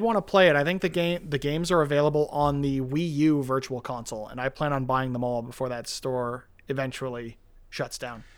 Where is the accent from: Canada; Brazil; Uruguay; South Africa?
Canada; as a Canadian kid